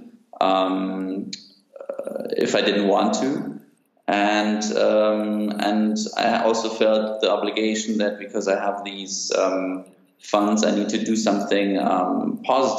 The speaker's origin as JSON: {"language": "English", "town": "Munich", "region": "Bavaria", "country": "Germany", "tie": "born or raised there", "also_born_or_lived": "Athens, Greece", "said": "born and raised in Munich with stints in Athens"}